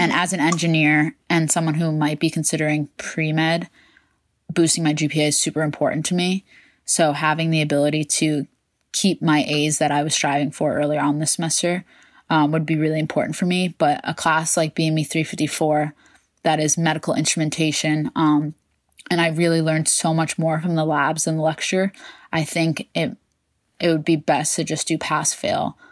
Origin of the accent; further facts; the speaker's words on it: Westchester, New York, United States; I am from Westchester, New York